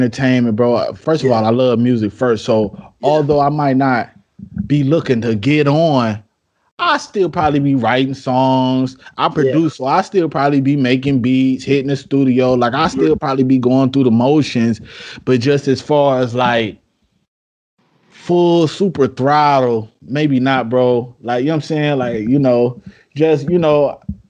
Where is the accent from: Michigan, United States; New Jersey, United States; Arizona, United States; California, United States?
Michigan, United States; Detroit; moved away as an adult; now in South Carolina, United States; I'm from Detroit, I just moved out to South Carolina in August.